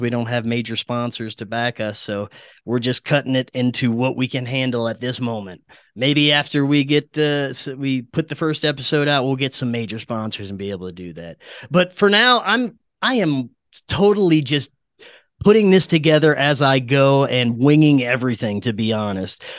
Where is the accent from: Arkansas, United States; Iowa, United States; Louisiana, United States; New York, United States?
Louisiana, United States; my home state